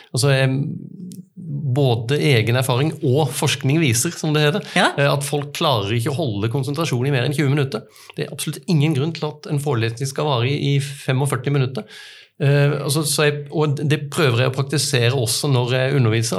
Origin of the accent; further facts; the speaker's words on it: Arendal, Agder, Norway; hjemme i Arendal